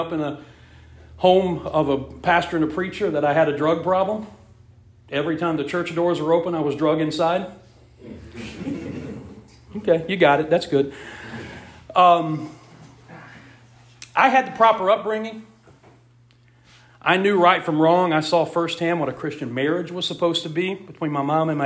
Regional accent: West Virginia, United States; we grew up in West Virginia.

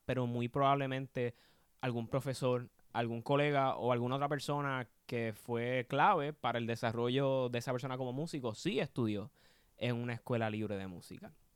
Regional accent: Puerto Rico; quienes somos como puertorriqueños

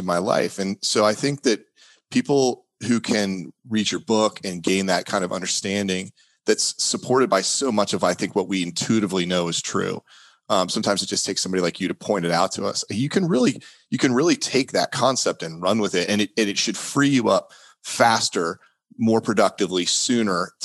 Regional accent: Houston, Texas, United States; I spent a lot of time growing up in Houston, Texas, where you're literally fighting the earth.

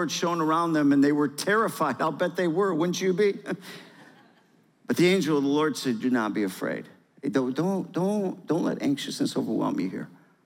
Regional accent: Michigan, United States; moved away as an adult; now in Georgia, United States; I'm from Michigan, born and raised

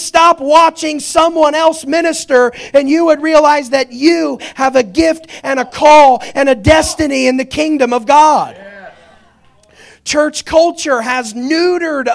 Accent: Indiana, United States; I'm the only member of my family that was born in Indiana

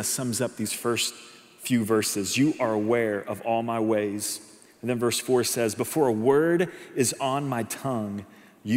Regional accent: Edmond, Oklahoma, United States; moved away; I'm actually from Edmond, Oklahoma, Oklahoma City. That's where I grew up, born and raised

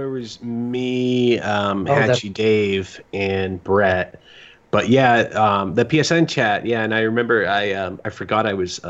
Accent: Massachusetts, United States; now in Atlanta, United States; I'm from Massachusetts, but I live in Atlanta

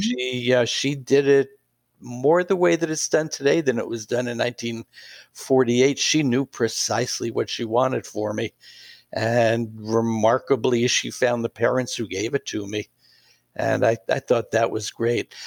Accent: New York City, New York, United States; moved away as an adult; also born or lived in Atascocita, Texas / Pittsburgh; I grew up in New York City

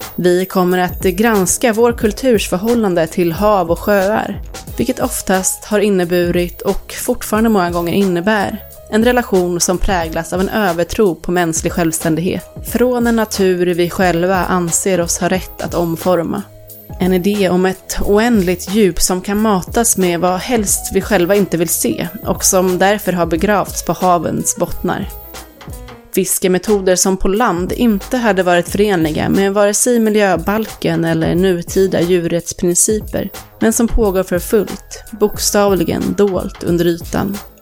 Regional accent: Tyresö, Stockholm County, Sweden; Där jag växte upp i ett område som heter Öringe i Tyresö kommun, strax utanför Stockholm

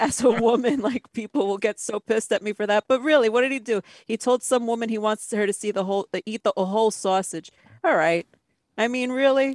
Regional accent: New York, United States; I'm from New York. I was a child of the 90s

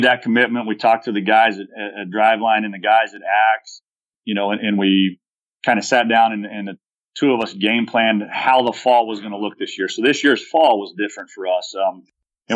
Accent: Texas, United States; It's part of being a Texan.

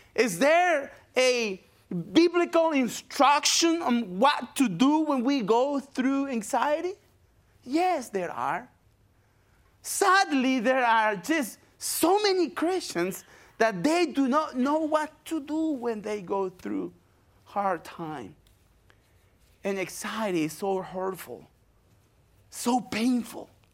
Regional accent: Paraguay; English is a second language; moved away as an adult; also born or lived in Brazil; now in United States; I'm from Paraguay, South America

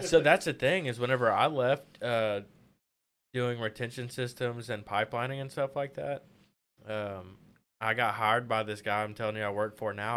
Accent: Pine Bluff, Arkansas, United States; now in Conway, United States; I'm from Pine Bluff

